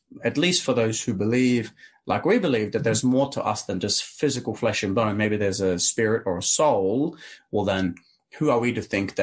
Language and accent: English; Arendal, Agder, Norway; English is a second language; I grew up in a tiny town called Arendale.